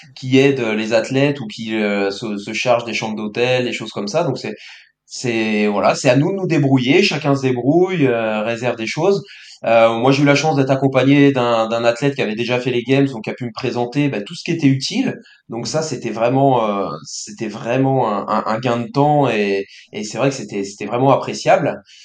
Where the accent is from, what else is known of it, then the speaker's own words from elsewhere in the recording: Brittany, France; je suis breton